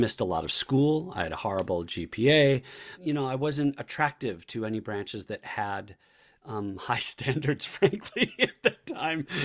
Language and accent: English; La Crosse, Wisconsin, United States; moved away as an adult; I grew up in Irish Catholic in La Crosse, Wisconsin, on the north side